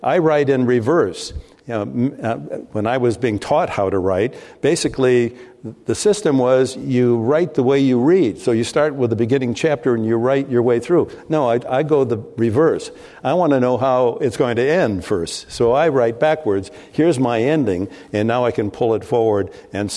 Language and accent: English; Midwest, United States; moved away; I grew up in the Midwest